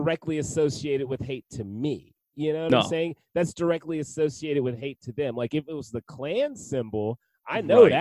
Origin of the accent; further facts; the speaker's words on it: the South, United States; growing up in the South